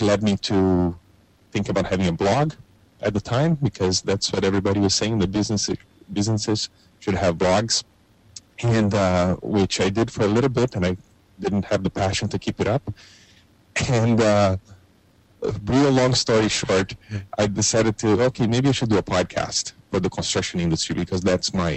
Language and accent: English; Brazil; now in Canada; I grew up in Brazil in the 1980s.